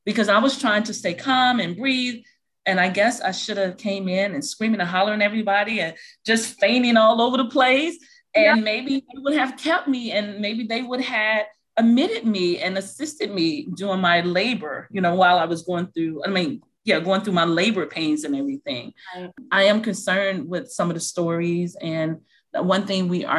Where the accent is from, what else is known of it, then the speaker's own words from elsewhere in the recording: Chicago, Illinois, United States; moved away; So I am from Chicago, Illinois. And so I had my first 2 children in Chicago